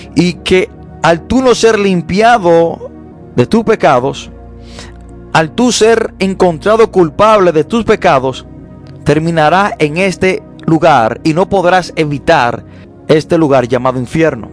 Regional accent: Dominican Republic; nosotros, los dominicanos

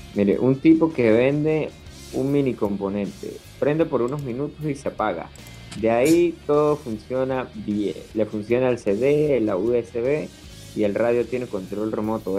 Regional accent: Venezuela; Amigo, yo soy venezolano yo soy venezolano. como muy buen venezolano que soy

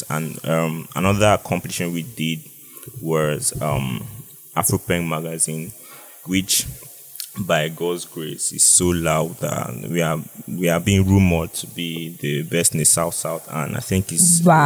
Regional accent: Cross River, Nigeria; I'm from Cross River, Abia to be precise

